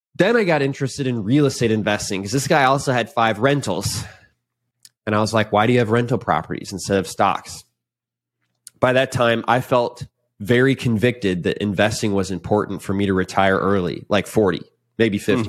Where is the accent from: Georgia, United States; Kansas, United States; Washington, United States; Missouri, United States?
Missouri, United States; St. Louis; moved away as an adult; also born or lived in Indianapolis, Indiana; now in Austin, United States; I grew up in Saint Louis and Indianapolis